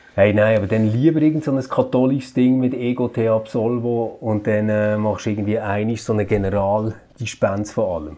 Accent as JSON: {"language": "German", "country": "Switzerland", "said": "bei uns in der Schweiz"}